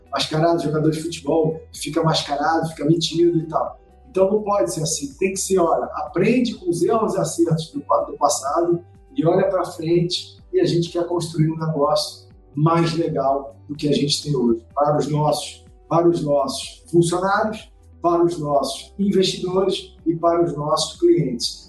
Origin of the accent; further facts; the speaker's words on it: Rio de Janeiro, Brazil; accent: carioca; eu sou carioca, né? Como o sotaque deve dar para perceber